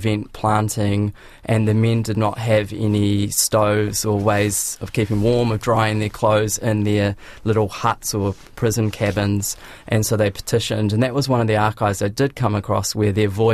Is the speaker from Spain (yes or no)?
no; Christchurch, Canterbury, New Zealand; So I grew up in Christchurch